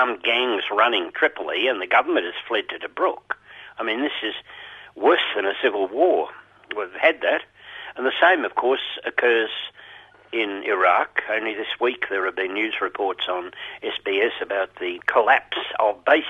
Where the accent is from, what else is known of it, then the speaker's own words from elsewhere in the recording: Geelong, Victoria, Australia; I grew up in Geelong